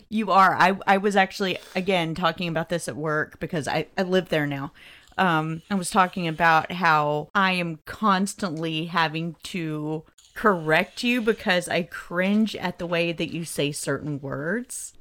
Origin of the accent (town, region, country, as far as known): Southern, United States; accent: Southern twangy